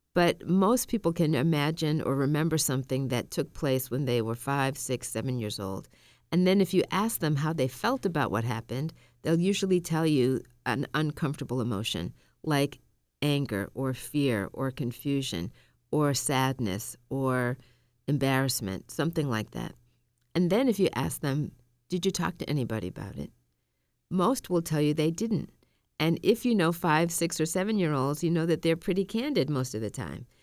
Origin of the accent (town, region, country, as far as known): Massachusetts, United States; born or raised there; also born or lived in Tallahassee, Florida